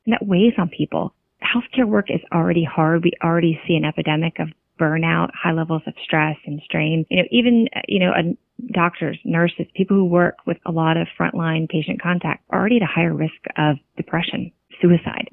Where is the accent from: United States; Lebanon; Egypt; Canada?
United States; California; now in Virginia, United States; I grew up out in California